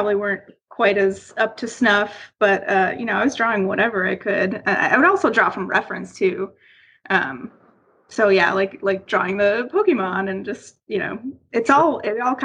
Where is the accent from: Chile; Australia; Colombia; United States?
United States; Buffalo, New York; moved away as an adult; also born or lived in Florida; So I'm originally from Buffalo, New York.